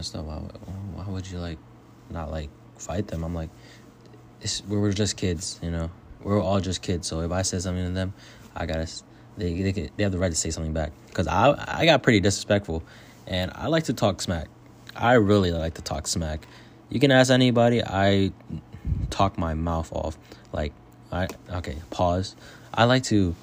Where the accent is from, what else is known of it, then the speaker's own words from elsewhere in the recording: Alexandria, Virginia, United States; I am from the Northern Virginia area, Alexandria, Virginia. I'm Asian American. I grew up in a middle class suburban area up in Northern Virginia.